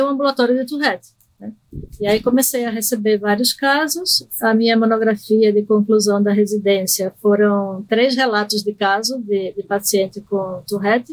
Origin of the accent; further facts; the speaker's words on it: Recife, Pernambuco, Brazil; accent: totalmente misturado; moved away as an adult; also born or lived in Argentina; now in São Paulo, Brazil; eu nasci na Argentina e fui morar em Recife é, quando era pequena e cresci em Recife, fiquei lá até os 28, quando vim para São Paulo fazer o doutorado